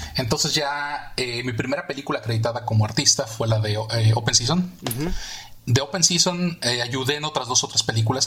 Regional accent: Mexico City, Mexico; also born or lived in Miami, United States / England; now in United States; yo nací en México, nací en la Ciudad de México, este, viví toda mi vida ahí, hasta que me mudé a Estados Unidos

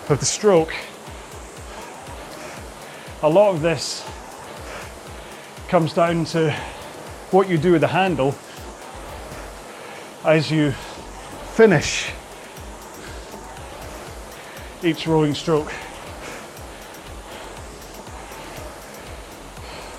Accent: Scotland, United Kingdom; accent: Scottish; my wee Scottish accent

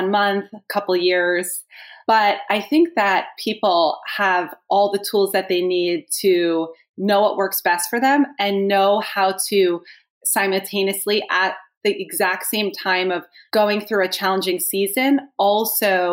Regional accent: New Jersey, United States; I am from New Jersey

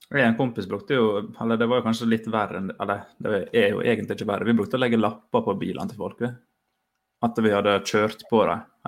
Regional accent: Fosnavåg, Møre og Romsdal, Norway; moved away; hjemme i Fosnavåg, der jeg er fra

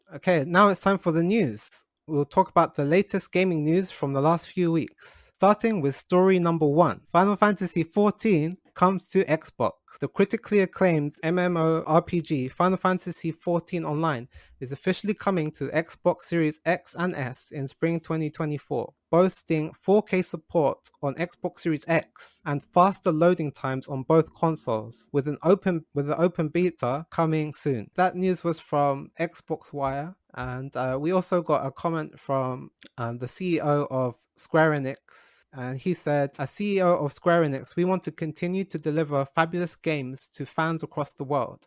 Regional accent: London, United Kingdom; now in Japan; I grew up in London

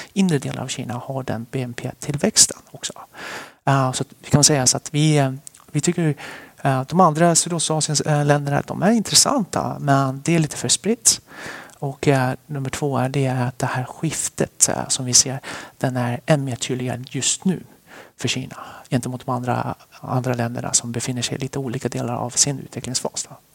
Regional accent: Västerås, Västmanland, Sweden; also born or lived in Sichuan, China; now in Stockholm, Sweden; vi flyttade till Sverige när jag var cirka sju år. Och sen dess så är jag vuxen i Västerås

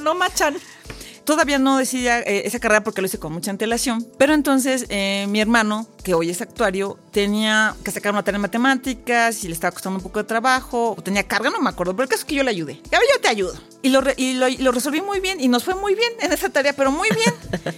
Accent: Ecatepec, State of Mexico, Mexico; Yo nací en Ecatepec

